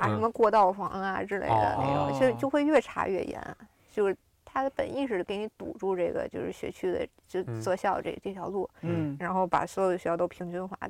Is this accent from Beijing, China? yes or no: yes; Xicheng, Beijing, China; 西城，我小时候在西城，就是全区最差的那个小学。